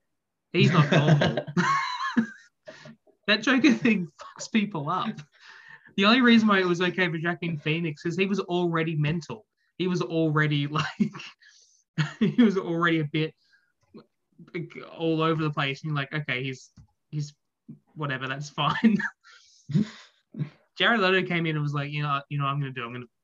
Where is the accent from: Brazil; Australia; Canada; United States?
Australia; as an Australian